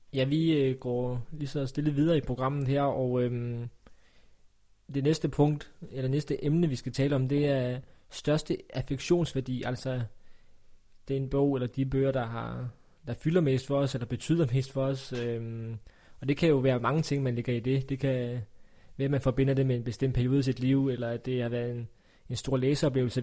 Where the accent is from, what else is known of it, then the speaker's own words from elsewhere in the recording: Funen, Southern Denmark, Denmark; Jeg er jo fra Fyn